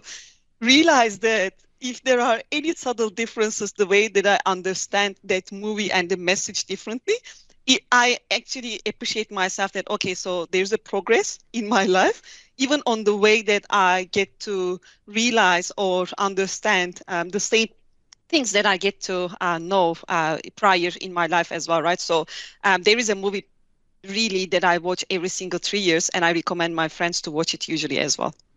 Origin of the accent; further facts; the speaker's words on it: Hatay, Turkey; moved away as an adult; also born or lived in Ankara / South Africa; I'm from a little city called Hatay, south of Turkey